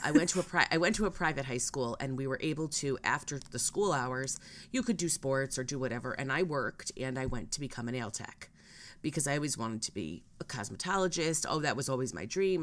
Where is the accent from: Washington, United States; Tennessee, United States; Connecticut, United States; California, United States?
Connecticut, United States; I'm from Connecticut